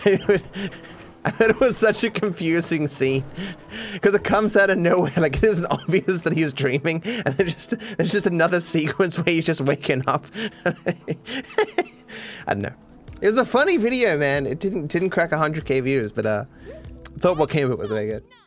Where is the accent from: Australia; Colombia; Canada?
Australia; I'm Australian